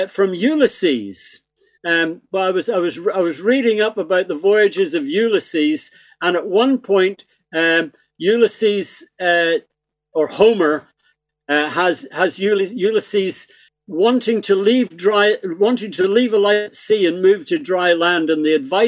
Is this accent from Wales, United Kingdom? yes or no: no; Belfast, Northern Ireland, United Kingdom; now in Ireland; I was born in Belfast, you see, so I really am Irish.